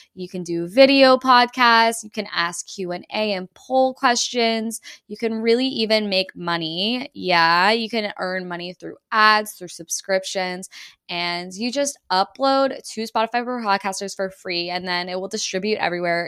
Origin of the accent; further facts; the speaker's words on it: Texas, United States; moved away as an adult; also born or lived in Canada; I'm a dual citizen, so I grew up in Texas